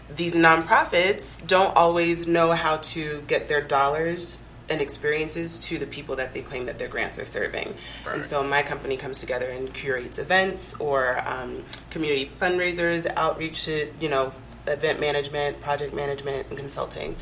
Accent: Denver, Colorado, United States; also born or lived in New Mexico; now in Albuquerque, United States; I'm originally from Denver, now living in New Mexico

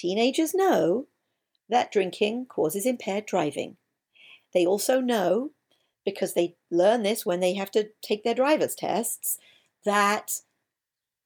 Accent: England, United Kingdom; I'm English

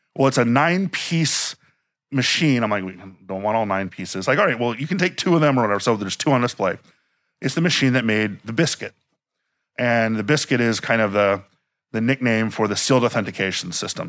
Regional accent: Miami, Florida, United States; moved away; also born or lived in Washington, D.C.; I grew up in Miami, but I was born in DC

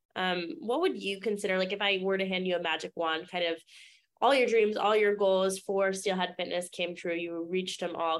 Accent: Maine, United States; I grew up in Maine

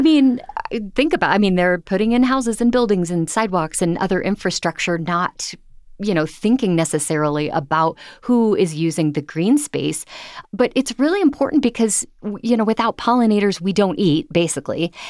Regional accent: Ohio, United States; now in Denver, United States; my home state of Ohio

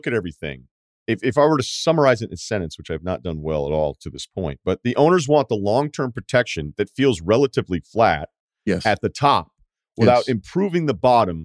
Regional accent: New England, United States; I grew up with baseball. My first job was in baseball. I'm from New England.

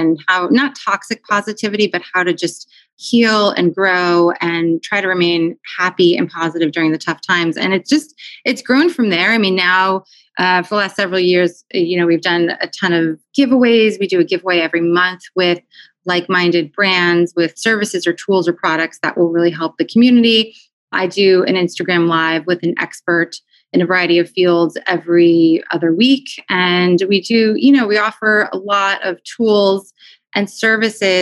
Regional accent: New Jersey, United States; also born or lived in New York City, United States; now in Philadelphia, United States; raised in New Jersey

